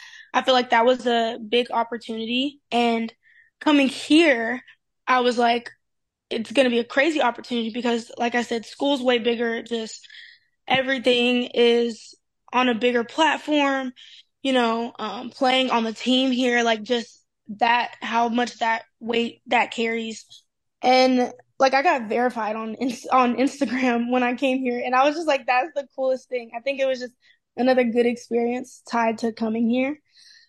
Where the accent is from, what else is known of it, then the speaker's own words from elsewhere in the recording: Tennessee, United States; moved away as an adult; now in Maryland, United States; I am from Tennessee